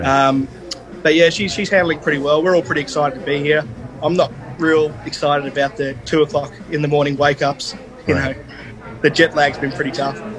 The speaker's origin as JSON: {"language": "English", "town": "Perth", "region": "Western Australia", "country": "Australia", "tie": "born or raised there", "said": "I was born in Perth, Western Australia."}